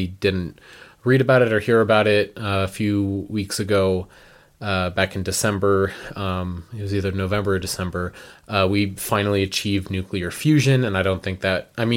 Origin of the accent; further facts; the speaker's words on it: Los Alamos, New Mexico, United States; I'm from Los Alamos. I grew up there most of my life, and both my parents work for the national labs